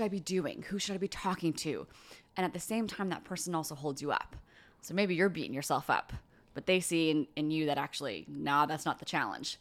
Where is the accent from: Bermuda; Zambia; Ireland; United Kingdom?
Bermuda; now in Nova Scotia, Canada; From Bermuda